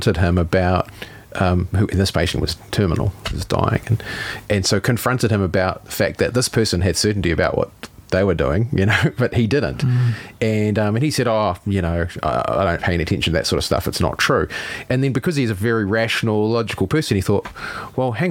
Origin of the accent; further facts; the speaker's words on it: Howick, Auckland, New Zealand; we grew up in Howick.